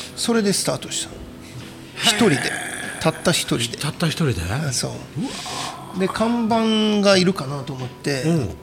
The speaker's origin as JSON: {"language": "Japanese", "country": "Japan", "tie": "born or raised there", "also_born_or_lived": "Europe", "moved": "as an adult", "said": "自分が生まれ育ったのも海の近くで"}